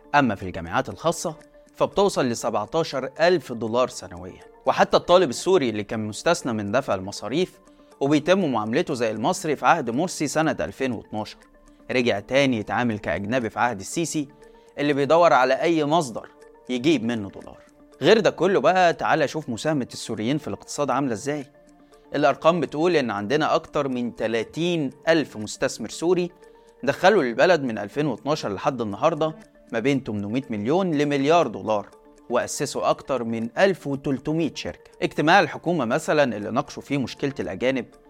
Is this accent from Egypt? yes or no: yes; Egypt